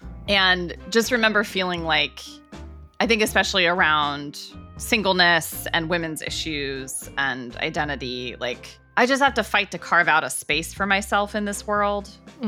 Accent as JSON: {"language": "English", "region": "Midwest", "country": "United States", "moved": "yes", "lives_now": "New York City, United States", "said": "I'm not from the Midwest, which I absolutely am. And I will always be a Midwesterner living in New York."}